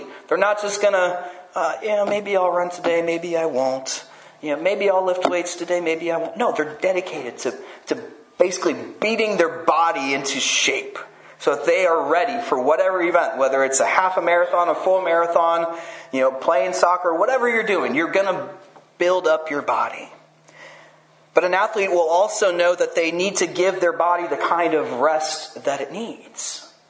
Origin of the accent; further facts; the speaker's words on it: France; And I grew up in France where they don't really have much football.